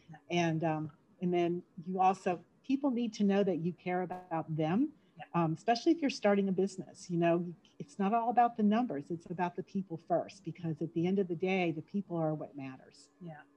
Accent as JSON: {"language": "English", "town": "Homestead", "region": "Florida", "country": "United States", "tie": "born or raised there", "also_born_or_lived": "Davenport, Iowa / New Jersey / Orlando, Florida", "said": "my parents moved to Homestead when I was six weeks old. And I lived in Florida my entire life"}